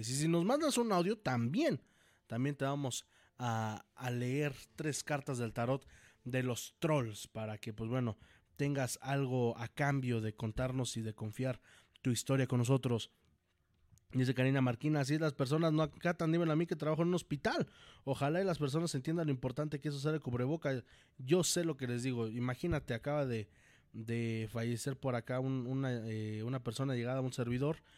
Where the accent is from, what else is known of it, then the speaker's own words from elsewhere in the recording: Guadalajara, Jalisco, Mexico; Y sí, soy, soy tapatía.